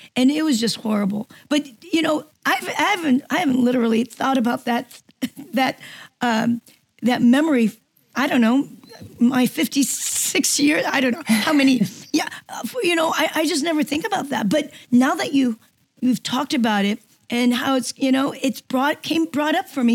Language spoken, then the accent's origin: English; Seoul, South Korea; English is a second language; moved away; It was at a military school in uh, Seoul, Korea. So I was one of the few Korean, um, native Koreans in, um, in a U.S. Army military school. So I, I, it wasn't even my first language.